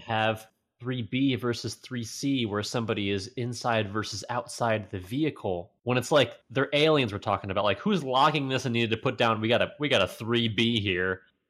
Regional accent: United States; Yeah, I'm American.

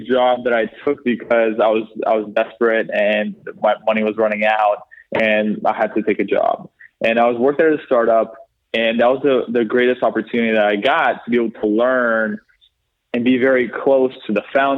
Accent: Canada; moved away as an adult; now in London, United Kingdom; we're from Canada

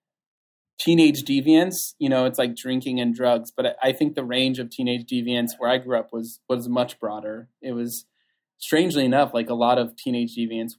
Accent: Southern California, United States; I grew up in Southern California

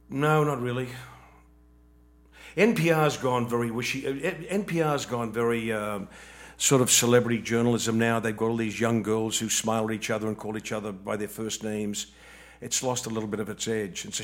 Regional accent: Atlanta, Georgia, United States; I come from Atlanta, Georgia. I have relatives in Atlanta still. I know what the wrong side is like. I spent 37 years there.

